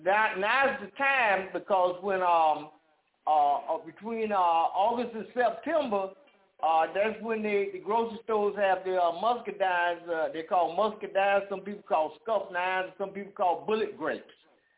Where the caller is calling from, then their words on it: Jacksonville, Florida, United States; I'm calling out of Jacksonville, Florida.